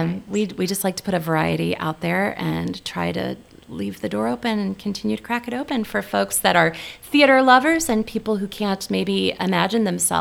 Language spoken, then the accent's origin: English; the Ozarks, United States; born there; now in Nebraska, United States; she's Swedish, and I was born in the Ozarks, and you know, we're just weird.